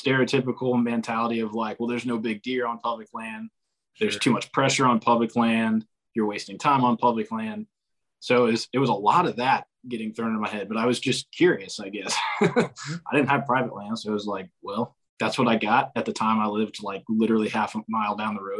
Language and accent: English; Central North Carolina, United States; also born or lived in Mississippi; I'm from Central North Carolina.